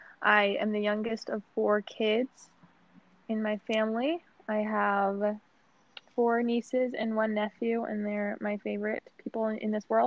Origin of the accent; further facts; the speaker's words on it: Colorado, United States; also born or lived in Wyoming; I was born in Wyoming. Grew up in Colorado.